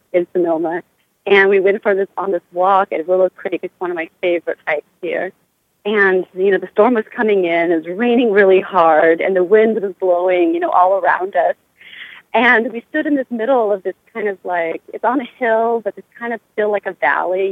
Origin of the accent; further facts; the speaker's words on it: Cambodia; moved away; Cambodia will always be, you know, part of me because that's where I come from. That's my homeland. That's my home country.